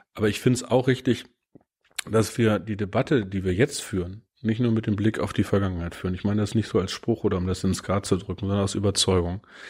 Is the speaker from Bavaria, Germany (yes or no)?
no; Peine, Lower Saxony, Germany; Ich war Schülervertreter in meiner Heimatstadt Niedersachsen in Peine.